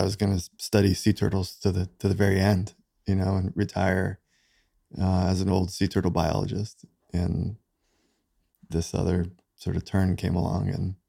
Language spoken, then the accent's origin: English; New York City, New York, United States; moved away; So I grew up, I was born in New York City.